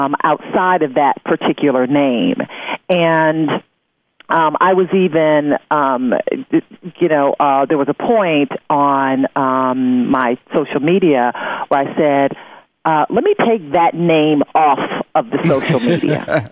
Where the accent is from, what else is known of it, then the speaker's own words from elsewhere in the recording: Detroit, Michigan, United States; it was in my hometown of Detroit